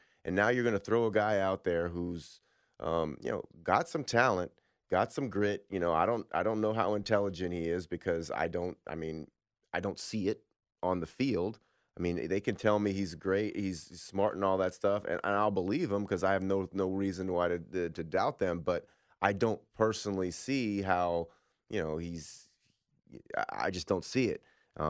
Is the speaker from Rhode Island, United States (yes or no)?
no; Berkeley, California, United States; I'm from Berkeley, so yeah, it's good to have a Bay Area being represented on the phone line.